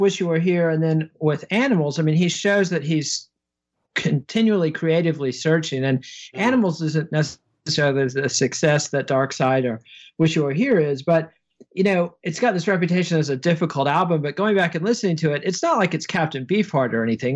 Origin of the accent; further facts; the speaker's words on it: United States; I as an American